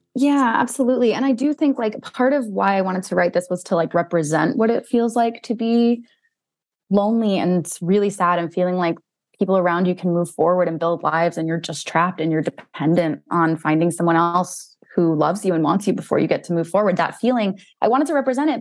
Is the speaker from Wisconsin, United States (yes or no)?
no; New Jersey, United States; I grew up in North Jersey